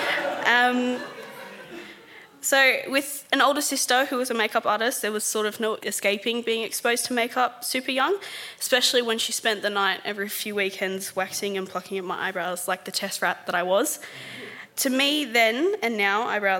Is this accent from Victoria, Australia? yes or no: no; Sydney, New South Wales, Australia; I grew up in Mount Druitt